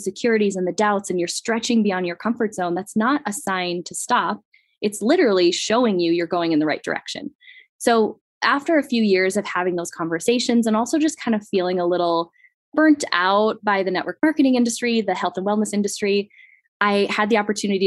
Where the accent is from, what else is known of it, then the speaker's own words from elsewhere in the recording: Midwest, United States; moved away; I came from the Midwest where it's very much the idealized version of life